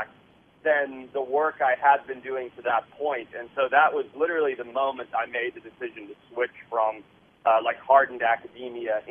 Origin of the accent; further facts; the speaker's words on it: Zimbabwe; moved away; I grew up in Southern Africa